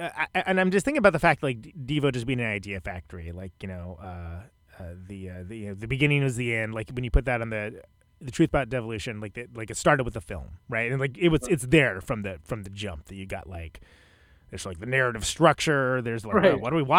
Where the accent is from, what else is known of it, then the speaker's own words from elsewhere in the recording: Central Valley, California, United States; moved away; growing up in the Central Valley, it was a great place to be from because it gives you plenty to rebel against.